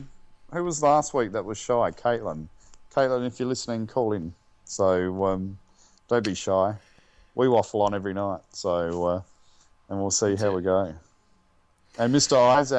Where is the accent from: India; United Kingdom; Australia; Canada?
Australia; South Australia; I was born in 1973, have Dutch parents, I was born in Australia, and you know, went Northfield High